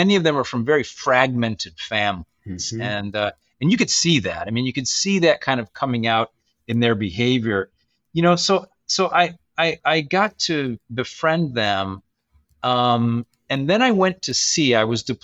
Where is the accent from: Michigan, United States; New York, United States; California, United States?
Michigan, United States; moved away; I grew up in Michigan in a large Catholic family, seven siblings